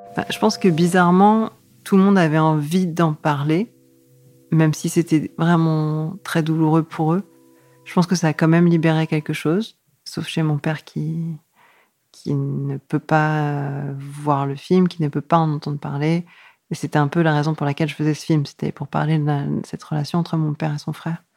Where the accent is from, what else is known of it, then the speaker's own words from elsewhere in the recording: Yvelines, western suburbs of Paris, Île-de-France, France; Je suis née euh, dans les Yvelines, en banlieue ouest de Paris